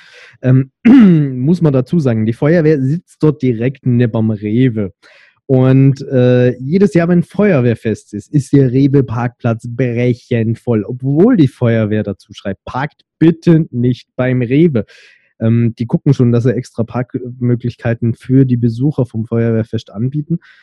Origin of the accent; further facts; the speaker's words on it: Stuttgart, Baden-Württemberg, Germany; bei uns in Stuttgart